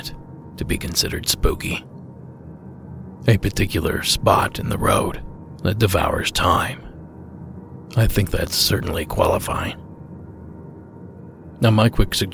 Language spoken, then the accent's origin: English; Ohio, United States; my home state of Ohio